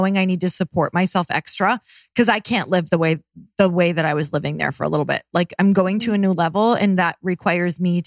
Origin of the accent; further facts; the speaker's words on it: Midwest, United States; now in Los Angeles, United States; I'm from the Midwest